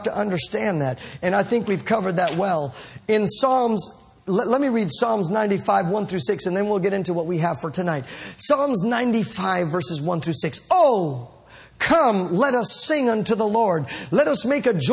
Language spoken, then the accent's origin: English; United States; We're American